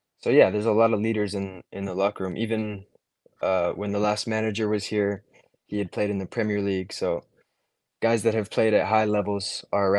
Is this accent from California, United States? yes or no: yes; Santa Barbara, California, United States; I grew up in Santa Barbara, California, playing club soccer my whole life